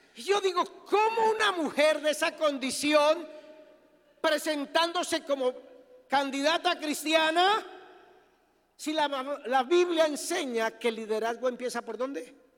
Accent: Colombia; soy colombiano

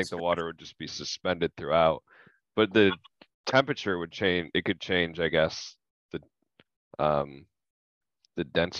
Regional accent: Phoenix, Arizona, United States; My dad is from Jersey, but I am from Phoenix.

